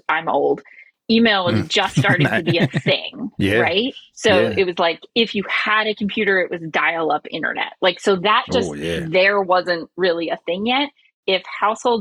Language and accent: English; United States; now in Nantucket, United States; as an American kid